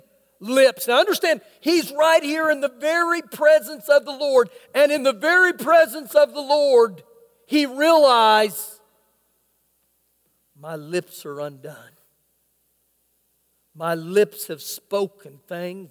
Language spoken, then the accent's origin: English; Oklahoma, United States; now in Lubbock, United States; I grew up in Oklahoma